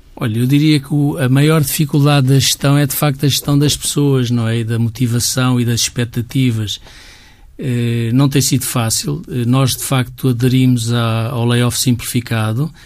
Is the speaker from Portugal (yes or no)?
yes; Portugal; todos nós somos portugueses, todos nós temos um bocadinho este ADN